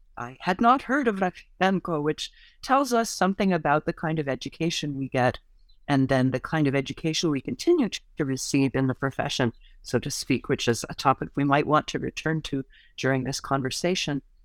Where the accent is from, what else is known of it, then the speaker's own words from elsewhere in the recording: United States; as an American